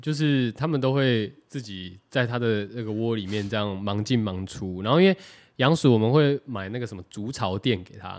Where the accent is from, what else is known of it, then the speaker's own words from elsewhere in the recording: Taiwan; 我们台湾人